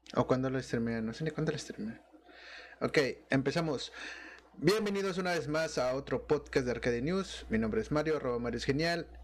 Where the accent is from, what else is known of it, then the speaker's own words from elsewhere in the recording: Monterrey, Nuevo León, Mexico; yo como Regio